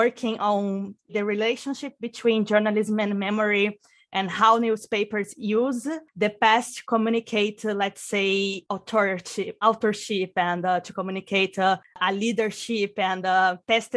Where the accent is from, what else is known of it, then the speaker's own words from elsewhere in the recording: Brazil; moved away as an adult; also born or lived in Juiz de Fora; now in Germany; I'm actually from Brazil